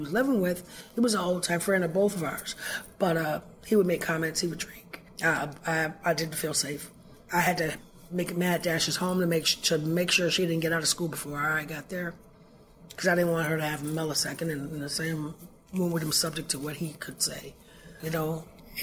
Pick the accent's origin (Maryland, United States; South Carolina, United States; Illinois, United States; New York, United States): Illinois, United States; Chicago; I'm originally from Chicago, Illinois